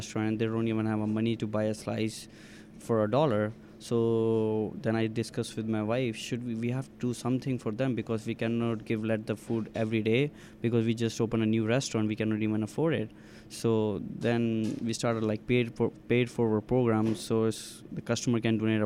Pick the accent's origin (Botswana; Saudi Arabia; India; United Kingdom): India; moved away as an adult; now in Winnipeg, Canada; I came from India in 2010 as an international student